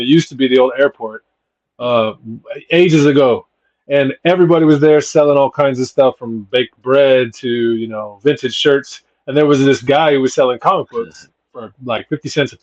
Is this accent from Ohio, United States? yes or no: no; Texas, United States; I'm born and raised. Yeah, I'm like 10th generation Texan